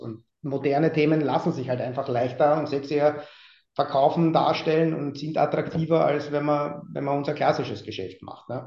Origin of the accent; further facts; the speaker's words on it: Austria; moved away as an adult; now in Hamburg, Germany; als Österreicher